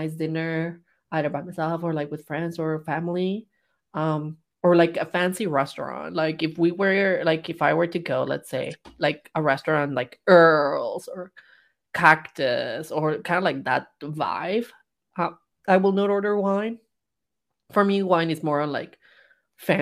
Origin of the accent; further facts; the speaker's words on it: Mexico; moved away; growing up in Mexico